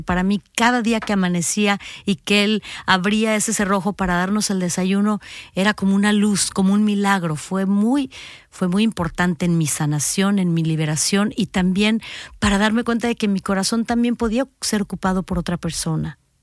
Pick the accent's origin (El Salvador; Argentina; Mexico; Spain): Mexico; en mi país, que es México